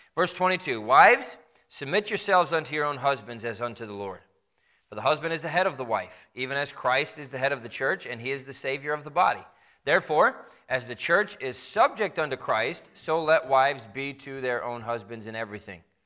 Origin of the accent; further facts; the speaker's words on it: Midwest, United States; I grew up in the Midwest